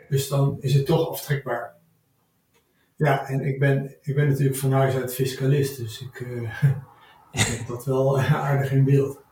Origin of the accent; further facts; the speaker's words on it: Son en Breugel, North Brabant, Netherlands; ik ben opgegroeid in Brabant, Zonnebreugel